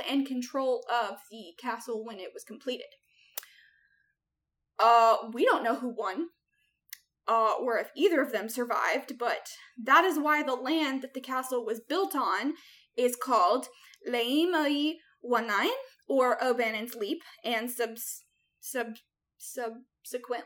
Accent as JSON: {"language": "English", "country": "United States", "said": "we Americans"}